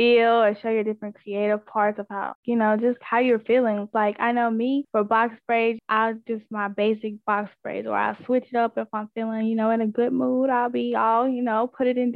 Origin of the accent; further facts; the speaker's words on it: Pinola, Mississippi, United States; I am from Pinola, Mississippi